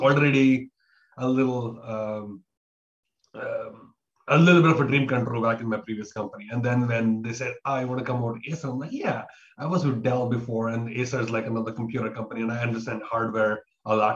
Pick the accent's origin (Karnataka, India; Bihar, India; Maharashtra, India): Karnataka, India; Bangalore; now in Taiwan; I am from India, from Bangalore, India, down south